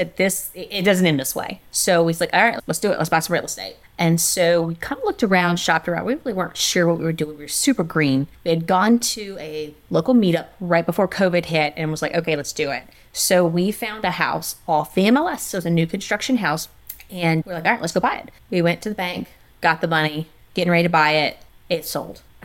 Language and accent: English; South Louisiana, United States; I'm from South Louisiana